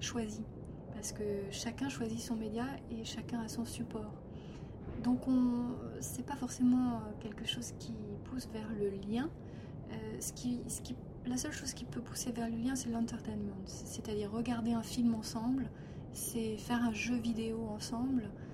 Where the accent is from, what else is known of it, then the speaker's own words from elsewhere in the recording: France; chez nous en France